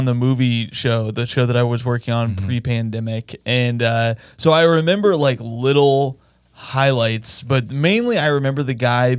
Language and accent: English; Indiana, United States; Because I'm from Indiana.